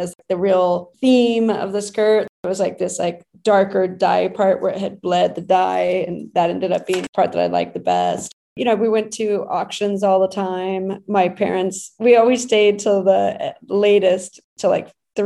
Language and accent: English; Brownsville, Texas, United States; moved away as an adult; now in New York, United States; I was raised in Brownsville, Texas